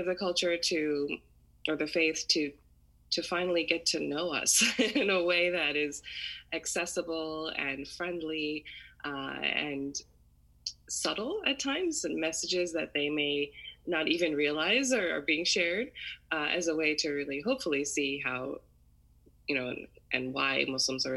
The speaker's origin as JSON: {"language": "English", "region": "Maryland", "country": "United States", "tie": "born or raised there", "said": "I grew up in the U.S. I was born and raised in Maryland, which is where I still live now."}